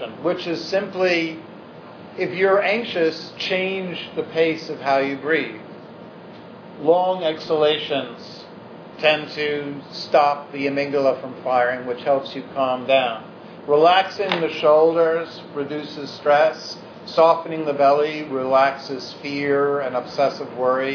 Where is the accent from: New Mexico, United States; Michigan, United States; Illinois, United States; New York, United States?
New York, United States; New York City; we were lower middle class Jews growing up on the Upper West Side